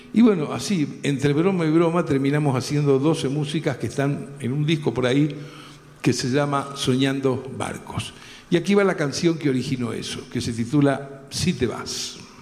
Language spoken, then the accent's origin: Spanish; Rosario, Santa Fe, Argentina; un gran amigo de Rosario, de donde yo soy